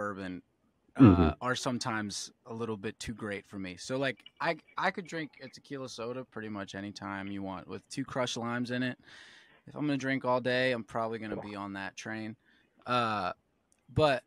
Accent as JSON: {"language": "English", "town": "West Chester", "region": "Pennsylvania", "country": "United States", "tie": "born or raised there", "moved": "as an adult", "lives_now": "Nashville, United States", "said": "Eastern PA, but the town is Westchester. Yeah, so okay. I grew up just outside of Philadelphia"}